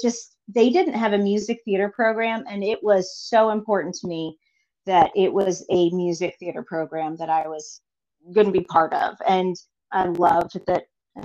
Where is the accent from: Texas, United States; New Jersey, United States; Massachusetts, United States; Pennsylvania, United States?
Massachusetts, United States; Lowell; born there; I was born in Massachusetts, in Lowell, Massachusetts, but my dad worked for Kmart for 40 years.